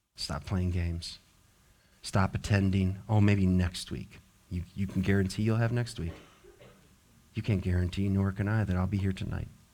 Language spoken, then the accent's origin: English; the West, United States; now in Richmond, United States; I grew up in the West